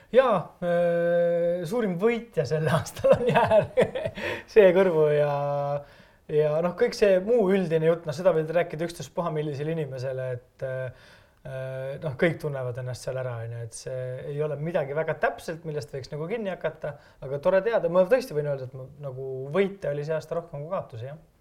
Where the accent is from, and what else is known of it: Estonia